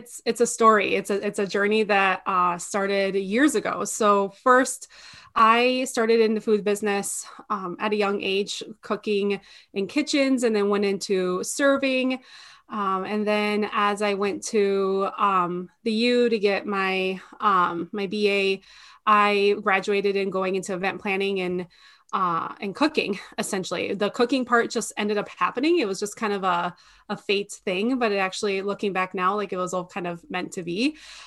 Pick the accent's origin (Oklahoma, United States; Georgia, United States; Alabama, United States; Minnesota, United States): Minnesota, United States; We're here from Minnesota, and my husband and I recently got married